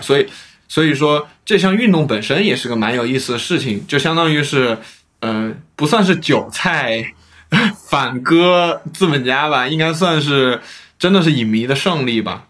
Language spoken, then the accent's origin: Chinese; China; 我们大陆这边也是有响应的